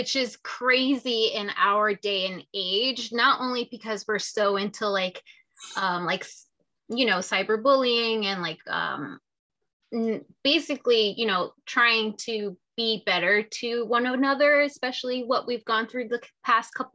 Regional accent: Paterson, New Jersey, United States; I grew up in Patterson, New Jersey

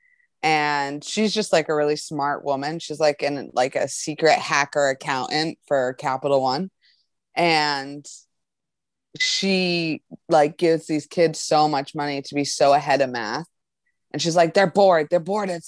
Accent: Pawtucket, Rhode Island, United States; I went to school in Pawtucket

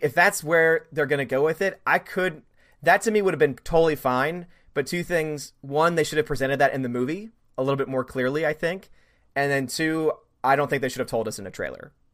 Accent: New Orleans, Louisiana, United States; I'm from New Orleans

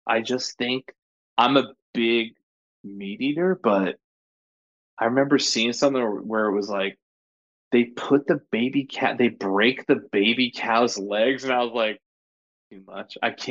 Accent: Madison, Connecticut, United States; moved away; my hometown of Madison, Connecticut

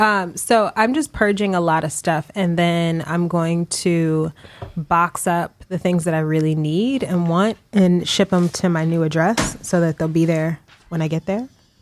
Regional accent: East Coast, United States; now in New York, United States; I think I've been in New York now 7 years, but I'm from the East Coast.

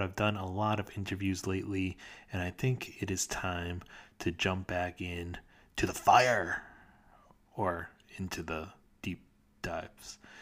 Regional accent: United States; accent: American; my dumb American accent

